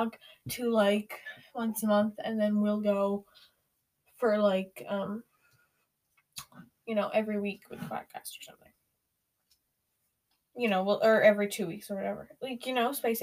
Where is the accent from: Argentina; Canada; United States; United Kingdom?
Canada; We're both 13. We're both Canadian. And we both go to school together